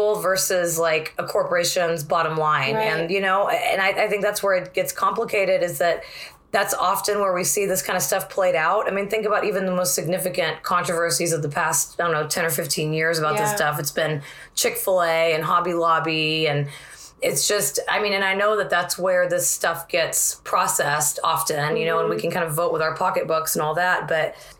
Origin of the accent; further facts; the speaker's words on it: Corpus Christi, Texas, United States; moved away; also born or lived in Northampton; my hometown of Corpus Christi